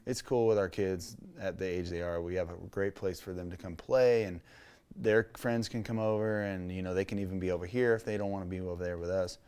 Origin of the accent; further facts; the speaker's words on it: Menifee, California, United States; also born or lived in Canyon Lake; Growing up in Menifee off the highway